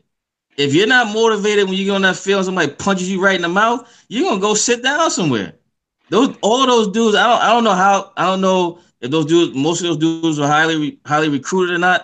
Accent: Pittsburgh, Pennsylvania, United States; moved away as an adult; also born or lived in Atlanta, Georgia; I'm from Pittsburgh, man. I'm from City League

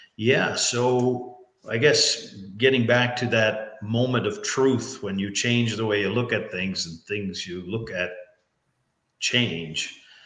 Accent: Newfoundland and Labrador, Canada; I'm from Newfoundland. So in Newfoundland, we say it's all in the way you hold your mouth

